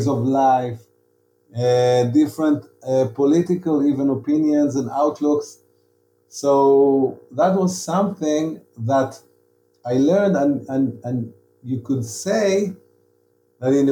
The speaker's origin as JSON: {"language": "English", "town": "Tel Aviv", "region": "Tel Aviv District", "country": "Israel", "said": "I was from Tel Aviv and I was a writer"}